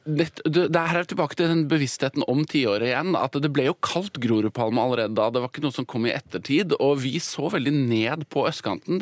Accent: Oslo, Norway; så vokste jeg opp på, uh, i et Obos-borettslag på Oslo vest.

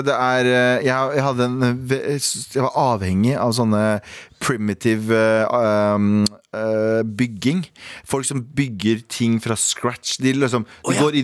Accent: Mysen, Østfold, Norway; Jeg er fra Mysen

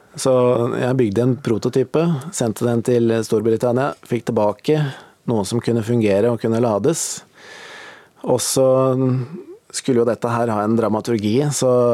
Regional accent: Valset, Innlandet, Norway; jeg vokste opp på Hedmarken i ei bitte lita bygd som heter Valset

